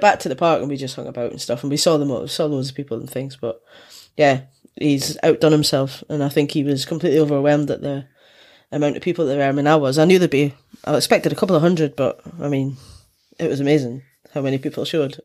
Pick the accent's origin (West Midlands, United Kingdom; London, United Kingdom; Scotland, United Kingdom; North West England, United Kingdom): Scotland, United Kingdom; I'm from Scotland